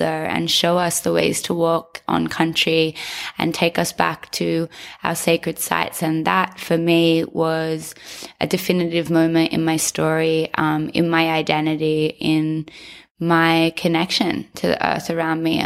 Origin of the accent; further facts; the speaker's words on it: 3 hours inland from Byron, outside of Grafton, New South Wales, Australia; also born or lived in Sydney; I was born in Sydney in a house and grew up in Sydney until I was six. And at 6 years old, my mother decided to take me and my brother back to country. Back to country for us is 3 hours inland